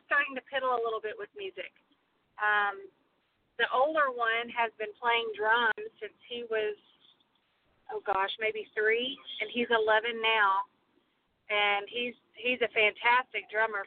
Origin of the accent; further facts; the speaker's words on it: Midland, Texas, United States; moved away as an adult; also born or lived in Houston, Texas / Oklahoma; now in Fort Worth, United States; We are both native Texans. I was born in Houston, and we kind of moved around a lot with my dad being a pastor. But we settled down in the Odessa Midland area when I was probably, I think, in third grade